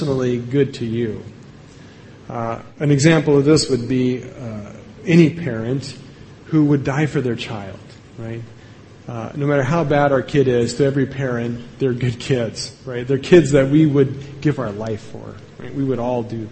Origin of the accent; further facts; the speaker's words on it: Evergreen, Colorado, United States; from my hometown of Evergreen